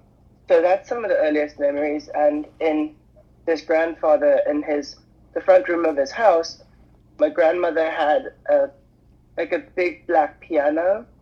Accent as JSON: {"language": "English", "country": "South Africa", "tie": "born or raised there", "moved": "yes", "said": "I'm from South Africa originally, and I grew up on a small holding where my grandfather had a plant nursery."}